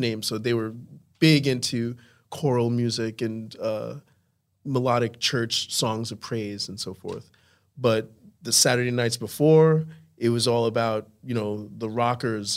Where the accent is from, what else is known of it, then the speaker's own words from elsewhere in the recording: Holbrook, New York, United States; also born or lived in Brooklyn, New York; I grew up in Long Island.